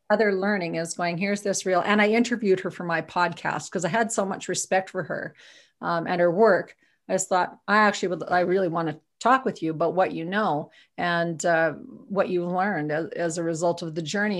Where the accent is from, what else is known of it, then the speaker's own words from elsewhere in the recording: Viking, Alberta, Canada; now in Edmonton, Canada; I'm originally from Viking, Alberta, for real, on a farm